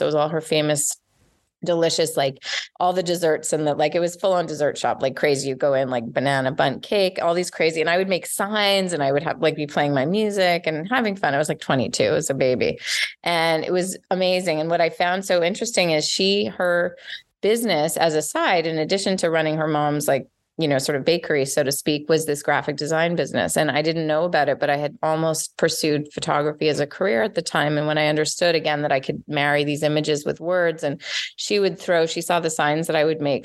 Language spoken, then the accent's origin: English; Montreal, Quebec, Canada; accent: Canadian; moved away as an adult; now in Los Angeles, United States; I grew up in Montreal